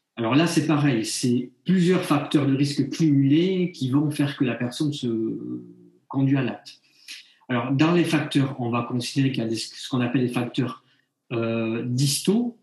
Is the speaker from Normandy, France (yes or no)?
no; Bayonne, Nouvelle-Aquitaine, France; je suis originaire de Bayonne